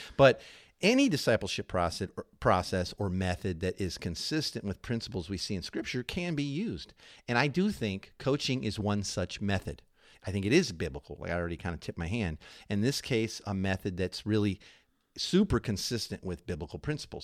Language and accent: English; Chicago, Illinois, United States; moved away; I'm from Chicago